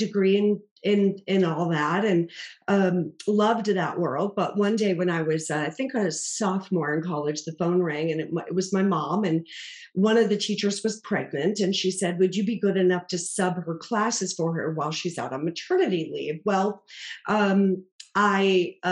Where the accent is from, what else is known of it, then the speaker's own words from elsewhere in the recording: Boston, Massachusetts, United States; I grew up in Boston, Massachusetts